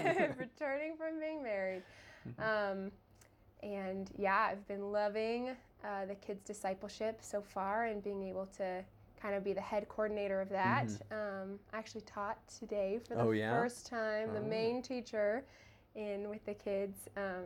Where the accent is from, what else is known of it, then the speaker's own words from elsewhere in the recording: Tucson, Arizona, United States; also born or lived in Phoenix; Yeah, so I was born and raised here in Arizona, born in Phoenix and grew up in Tucson.